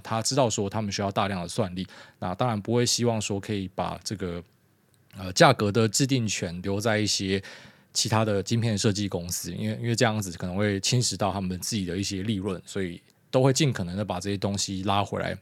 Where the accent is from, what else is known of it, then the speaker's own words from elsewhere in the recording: Taiwan; 我们台湾人